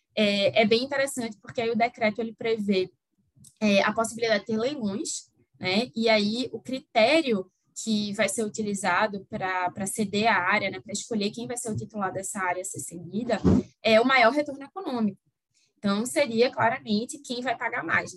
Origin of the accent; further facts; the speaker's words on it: Recife, Pernambuco, Brazil; now in Rio de Janeiro, Brazil; Mas meu sotaque não engana, né, apesar de eu morar no Rio hoje em dia, é, eu sou de Recife, e aí mantenho o sotaque